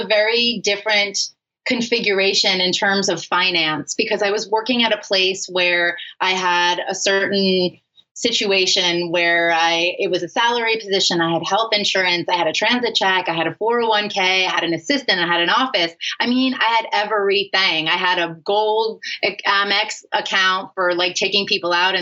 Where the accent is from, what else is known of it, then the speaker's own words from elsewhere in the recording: New York City, New York, United States; I grew up in Manhattan.